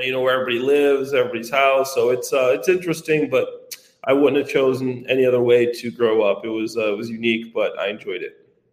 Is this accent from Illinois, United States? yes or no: yes; Dwight, Illinois, United States; i was in my hometown dwight